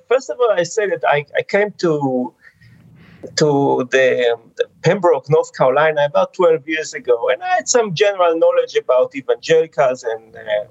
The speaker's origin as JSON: {"language": "English", "town": "Jerusalem", "region": "Jerusalem District", "country": "Israel", "tie": "born or raised there", "moved": "as an adult", "lives_now": "United States", "said": "I grew up in Israel. I was born and raised in Jerusalem."}